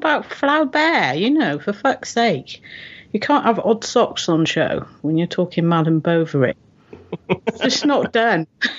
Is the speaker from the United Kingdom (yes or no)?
yes; United Kingdom; I'm British